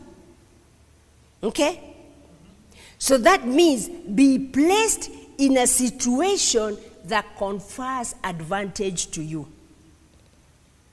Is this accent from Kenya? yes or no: yes; Kenya; I'm a Kenyan